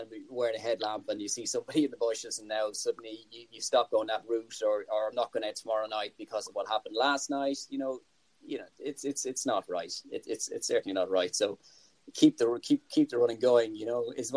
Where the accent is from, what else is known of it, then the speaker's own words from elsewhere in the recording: Ireland; as an Irishman